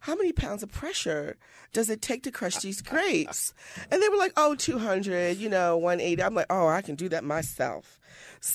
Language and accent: English; Sparrows Point, Maryland, United States; growing up in Sparrows Point